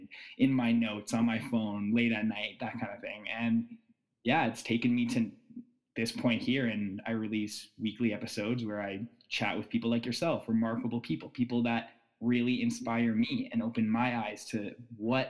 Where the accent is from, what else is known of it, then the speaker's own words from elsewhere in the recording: Ottawa, Ontario, Canada; now in Toronto, Canada; I live in Toronto. I'm from Ottawa.